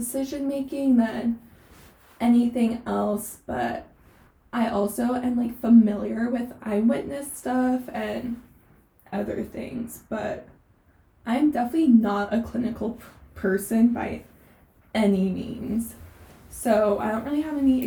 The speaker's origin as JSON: {"language": "English", "region": "East Coast", "country": "United States", "also_born_or_lived": "Southern California", "moved": "as an adult", "lives_now": "Los Angeles, United States", "said": "I was originally from the East Coast, and I moved out to Southern California for undergrad."}